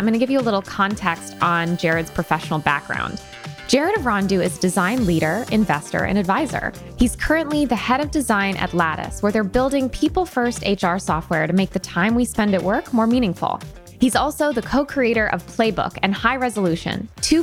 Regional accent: Connecticut, United States; That's actually right where I'm from. I'm from Connecticut

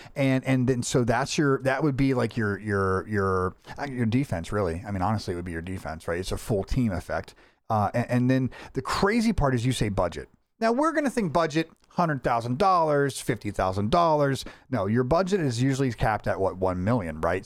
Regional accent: Florida, United States; I'm from Florida

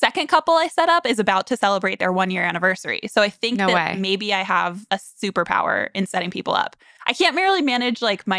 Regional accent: Florida, United States; moved away; I'm from Florida. We grew up as neighbors.

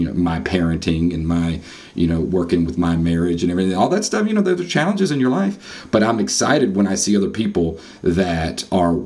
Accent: North Carolina, United States; as a North Carolinian and as American

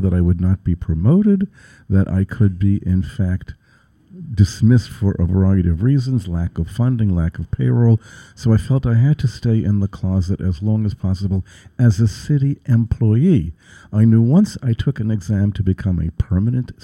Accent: New York City, New York, United States; I'm a born and bred New Yorker. I was raised in Crown Heights in Brooklyn, where I lived until 1967

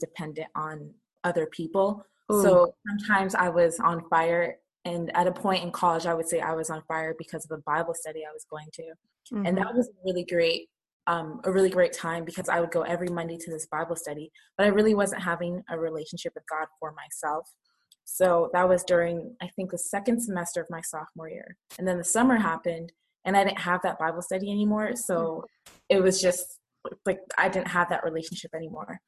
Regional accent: Canada; also born or lived in Nigeria; I was born in Nigeria, and I moved to Canada when I was 5 years old and grew up there for the most part

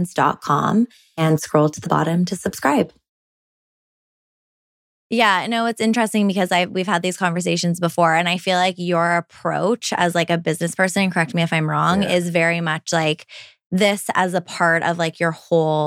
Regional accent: Toronto, Ontario, Canada; now in Vancouver, Canada; I grew up in Toronto

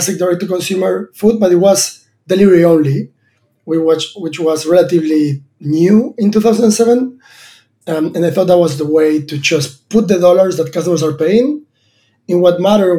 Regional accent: Argentina; moved away as an adult; I was born in Argentina and a farm. My dad is a farmer

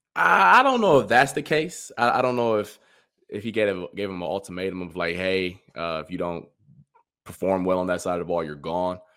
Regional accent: Ohio, United States; I'm from Ohio

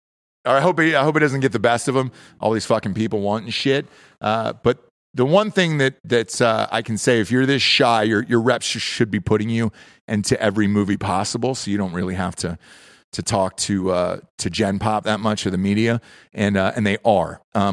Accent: the South, United States; I grew up in the South. Love country music. Still love country music.

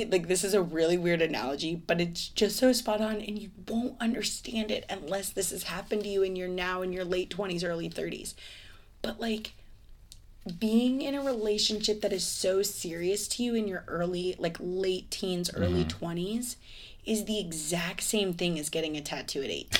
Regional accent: Ireland; It makes sense. I'm Irish. It's gonna add up.

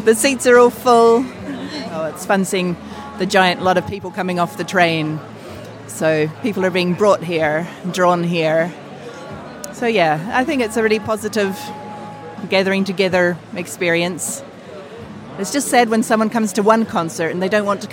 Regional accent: New Zealand; moved away as an adult; now in Manhattan, United States; I'm from New Zealand originally

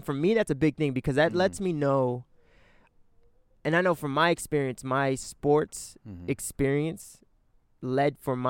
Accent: Riverside and Los Angeles, Southern California, United States; also born or lived in Newport Beach, California; And my mom lived in Riverside. So I grew up, you know, driving back and forth between Riverside and L.A.

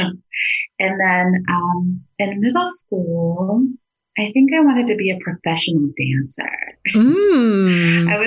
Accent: Atlanta, Georgia, United States; I grew up in Atlanta.

